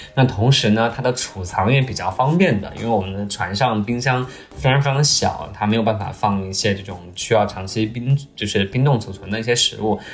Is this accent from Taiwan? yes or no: no; China; 然后我作为中国人，对吧？